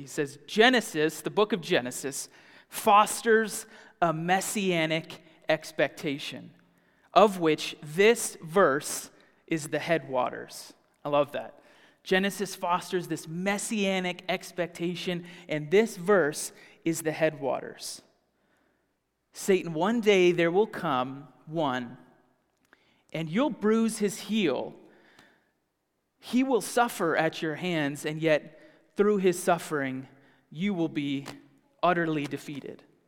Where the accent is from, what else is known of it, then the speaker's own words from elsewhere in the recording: the South, United States; moved away; I grew up in the South